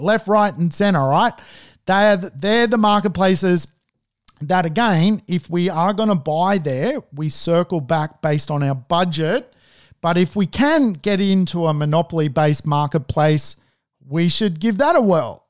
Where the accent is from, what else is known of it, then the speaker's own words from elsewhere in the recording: Sydney, New South Wales, Australia; I grew up, um, at the Woolwich end of Hunnis Hill